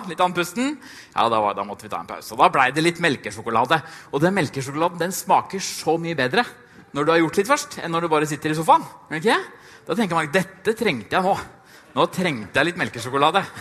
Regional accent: Trysil, Innlandet, Norway; jeg kommer fra Trysil

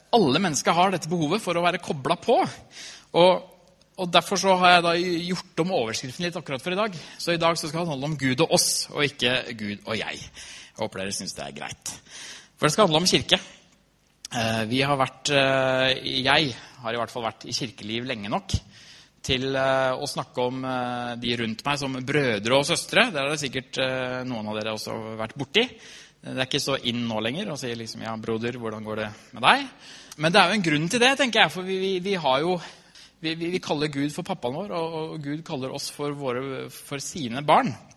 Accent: Trysil, Innlandet, Norway; Jeg har vokst opp i Trysil, kommer fra Trysil

